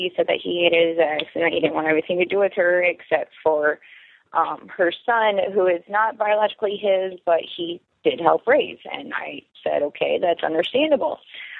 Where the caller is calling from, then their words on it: Anchorage, Alaska, United States; I'm calling from Anchorage, Alaska. 25 and recently married.